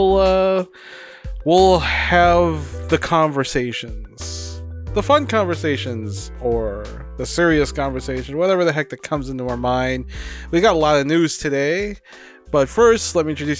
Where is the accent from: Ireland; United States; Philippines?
Philippines; Davao City, Davao Region; moved away; we have the durian capital of the world, which I came from. Davao City